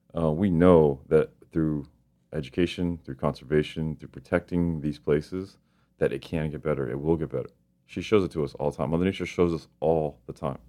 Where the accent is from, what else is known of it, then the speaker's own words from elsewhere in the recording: Miami, Florida, United States; I grew up in Miami, and Miami is a heavy fishing community.